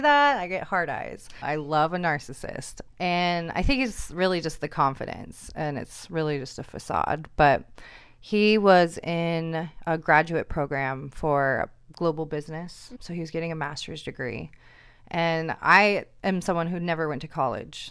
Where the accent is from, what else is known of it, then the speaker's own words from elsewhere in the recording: Seattle, Washington, United States; moved away as an adult; now in Portland, United States; I'm from Seattle